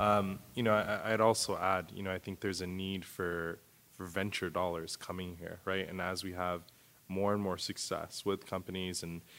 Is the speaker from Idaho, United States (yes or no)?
no; Texas, United States; now in Madison, United States; growing up in Texas